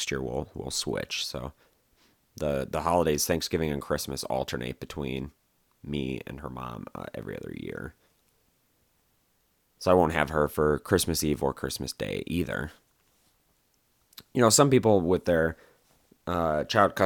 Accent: Wisconsin, United States; moved away; I'm from Wisconsin, so I'm used to the cold time of year, snow on the ground

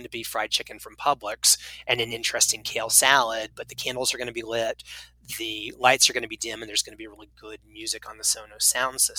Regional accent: the South, United States; So we kind of you know I grew up

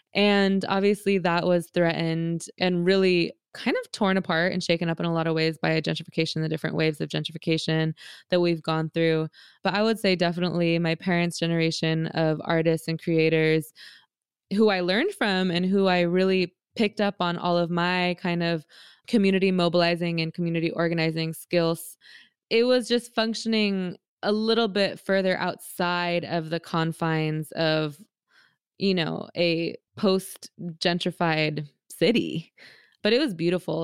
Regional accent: San Francisco, California, United States; I grew up in San Francisco in Bernal Heights

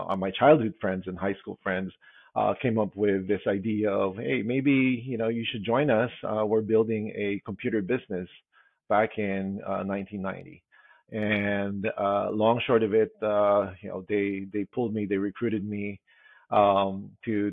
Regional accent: Philippines; moved away as an adult; now in United States; I was born and raised in the Philippines. And I actually moved here in the States back in 1999

